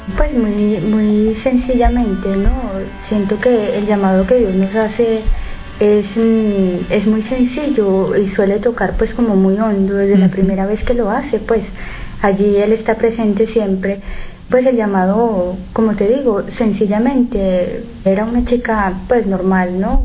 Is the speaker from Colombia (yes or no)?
yes; Colombia; moved away; Soy colombiana